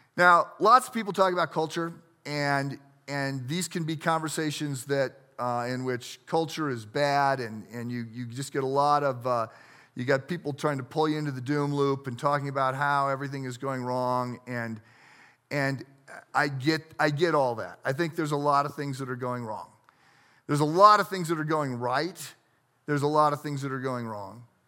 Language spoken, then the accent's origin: English; United States; I grew up on the Mississippi River